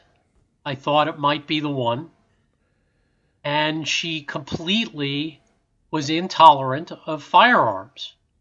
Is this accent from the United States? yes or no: yes; New York City, New York, United States; moved away as an adult; also born or lived in New Jersey; I grew up in New York City